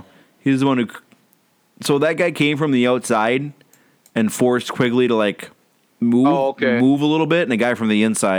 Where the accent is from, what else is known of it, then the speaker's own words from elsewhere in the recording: Minnesota, United States; I'm from the Iron Range.